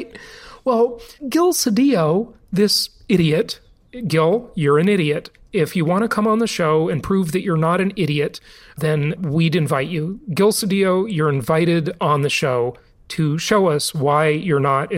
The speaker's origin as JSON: {"language": "English", "region": "California", "country": "United States", "tie": "born or raised there", "moved": "yes", "said": "My home state for the vast majority of my life, the Socialist Republic of California."}